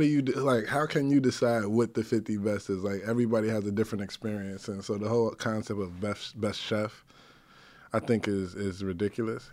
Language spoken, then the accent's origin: English; New York City, New York, United States; I grew up in the North Bronx